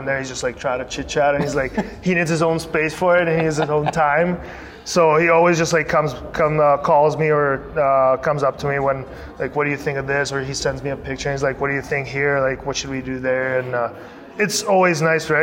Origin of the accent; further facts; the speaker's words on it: Prague, Czechia; now in Las Vegas, United States; it's my hometown.